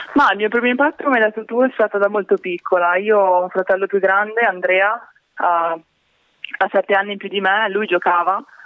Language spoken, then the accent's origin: Italian; Broni, Lombardy, Italy; sono nata e cresciuta a Broni